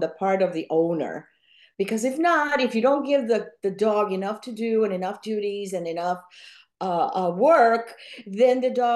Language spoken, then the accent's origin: English; Cuba; first language Spanish; English is a second language; now in Orlando, United States; I was born in Cuba. I speak two languages fluently. You may hear an accent from time to time, but that's because I spoke Spanish most of my life. I just adopted English later on as an adult.